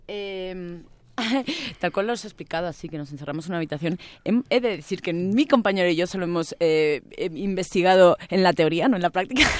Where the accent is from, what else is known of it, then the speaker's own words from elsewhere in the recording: Spain; moved away as an adult; now in Mexico; Vicente y yo somos españoles